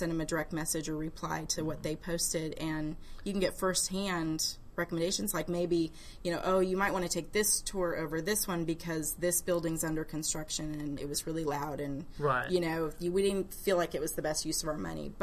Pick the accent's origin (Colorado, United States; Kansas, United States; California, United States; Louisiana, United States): California, United States; San Francisco Bay Area; I grew up in the San Francisco Bay Area